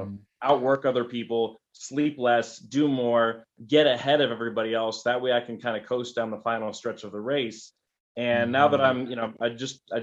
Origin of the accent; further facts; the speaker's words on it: Albuquerque, New Mexico, United States; I grew up in Albuquerque, New Mexico, born and raised here